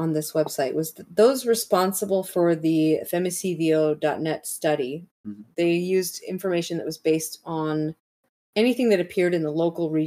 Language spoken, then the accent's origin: English; United States; I'm American